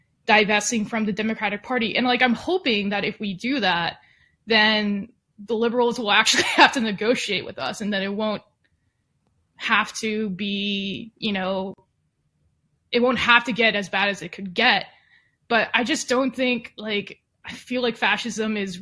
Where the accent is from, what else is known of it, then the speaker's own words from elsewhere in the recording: Texas, United States; also born or lived in Los Angeles, California; I went to college in LA, but I grew up in Texas, and I'm back here